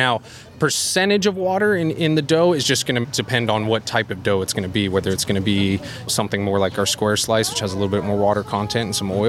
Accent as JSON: {"language": "English", "town": "Albuquerque", "region": "New Mexico", "country": "United States", "moved": "yes", "lives_now": "New York, United States", "said": "I'm from Albuquerque, New Mexico originally."}